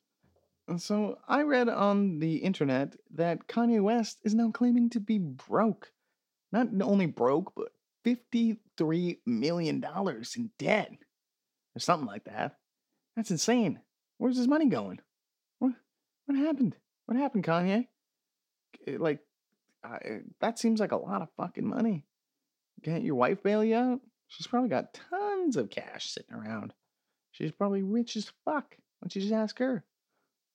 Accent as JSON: {"language": "English", "country": "Canada", "said": "as a Canadian"}